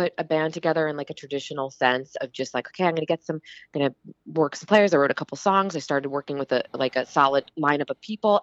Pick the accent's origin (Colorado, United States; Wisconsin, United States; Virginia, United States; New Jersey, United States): New Jersey, United States; East Coast, New Jersey and then Philadelphia area, United States; now in Los Angeles, United States; I'm originally from the East Coast